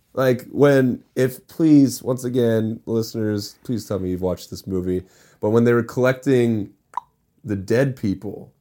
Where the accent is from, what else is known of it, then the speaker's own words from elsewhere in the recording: Anderson Township, Ohio, United States; my hometown, Anderson